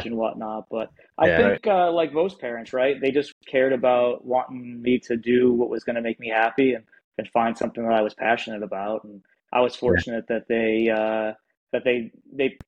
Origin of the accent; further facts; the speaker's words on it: New York, United States; moved away as an adult; now in Manchester, New Hampshire, United States; where I grew up in New York, there were only a couple career departments around there. City Kingston, City Poughkeepsie, City Newburgh